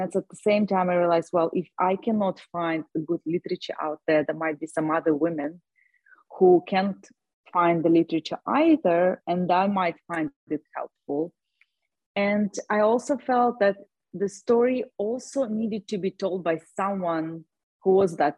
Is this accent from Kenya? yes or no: no; Russia; moved away as an adult; also born or lived in Ireland / California; now in Austin, United States; I was born in Russia. When I was 19, I moved to Ireland